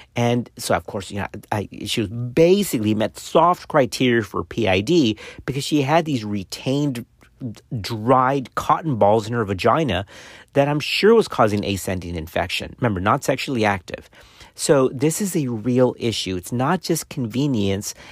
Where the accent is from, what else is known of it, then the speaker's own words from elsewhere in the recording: South Texas, United States; I grew up in South Texas on the border of Mexico.